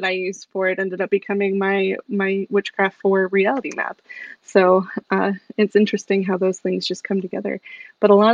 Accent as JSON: {"language": "English", "town": "Salem", "region": "Massachusetts", "country": "United States", "tie": "born or raised there", "said": "I grew up in Salem, Massachusetts, in the height of the witchcraft craze going on."}